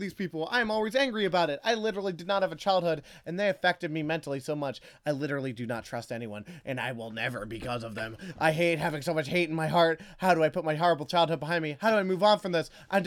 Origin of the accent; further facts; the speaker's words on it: Maryland, United States; I've come from Maryland